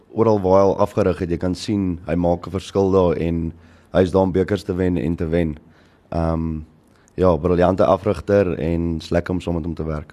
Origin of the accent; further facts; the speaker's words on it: Paarl, Western Cape, South Africa; also born or lived in Durbanville / Malmesbury; toe trek ons Parel toe en toe van kleins af in Parel